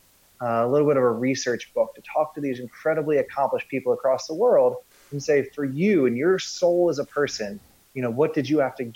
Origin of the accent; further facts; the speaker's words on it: United States; also born or lived in Scandinavia; I grew up in the United States, of course.